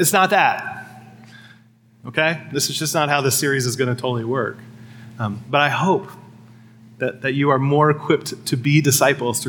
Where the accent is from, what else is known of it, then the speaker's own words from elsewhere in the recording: Midwest, United States; as a Midwesterner